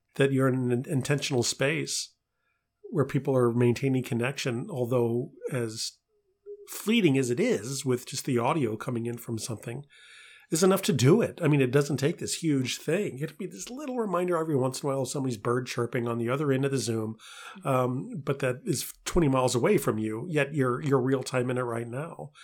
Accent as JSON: {"language": "English", "town": "St. Louis", "region": "Missouri", "country": "United States", "tie": "born or raised there", "moved": "yes", "said": "the house where I was raised in Saint Louis"}